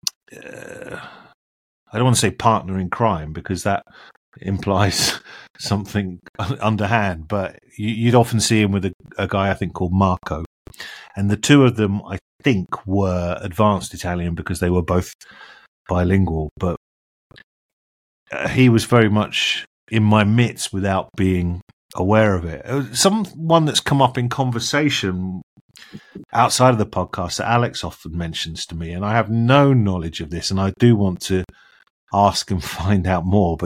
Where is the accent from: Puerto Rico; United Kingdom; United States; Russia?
United Kingdom; Chessington, London; I'm really from Chessington, but that's Kingston.